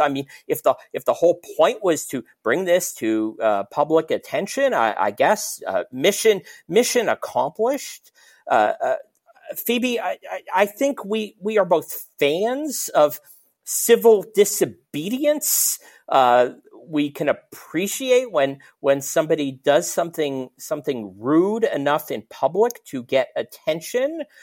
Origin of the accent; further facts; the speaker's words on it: Toronto, Ontario, Canada; growing up in Toronto